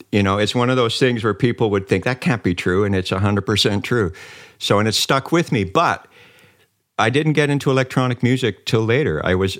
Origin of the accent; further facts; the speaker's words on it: Viersen, North Rhine-Westphalia, Germany; also born or lived in Canada; I was born in Canada, but soon after we went back to Germany. And when I was small, we lived in a place called Viersen near Mönchengladbach.